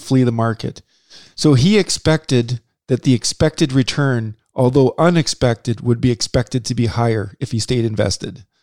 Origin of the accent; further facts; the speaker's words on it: Saskatchewan, Canada; we're from Saskatchewan